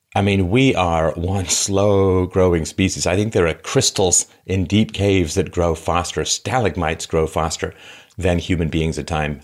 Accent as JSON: {"language": "English", "region": "London", "country": "United Kingdom", "tie": "born or raised there", "also_born_or_lived": "Athlone, Ireland", "said": "I was born in Ireland, in Athlone, Ireland, and spent a lot of time there growing up. I grew up mostly in London"}